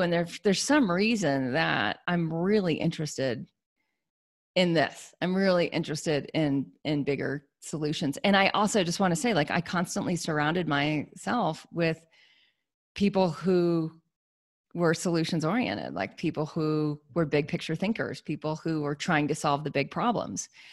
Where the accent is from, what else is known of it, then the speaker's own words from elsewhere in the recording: United States; I'm an American